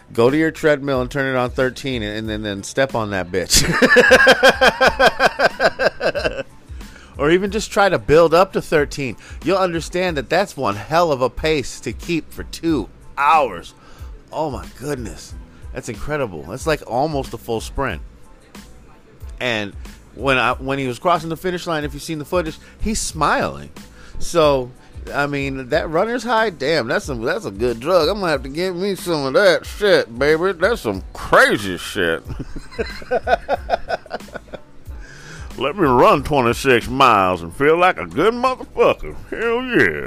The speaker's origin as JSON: {"language": "English", "town": "Philadelphia", "region": "Pennsylvania", "country": "United States", "said": "I'm from the Philly area"}